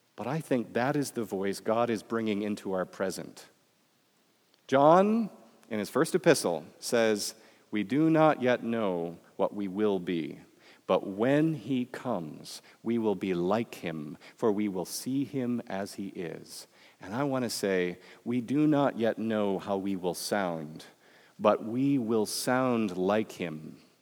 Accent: Michigan, United States; accent: Midwestern; moved away; also born or lived in Florida; I come from Michigan, where you don't have an accent

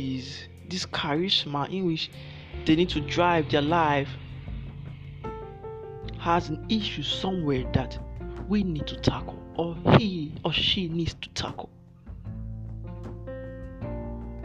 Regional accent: Nigeria; I'm from Nigeria.

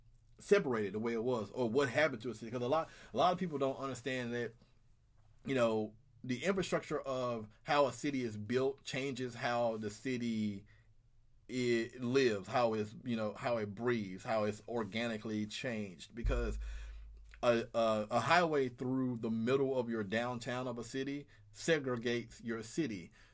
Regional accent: the South, United States; because, you know, I'm a Southerner. And to Southerners, I don't sound Southern. To Northerners, I sound country as all get out.

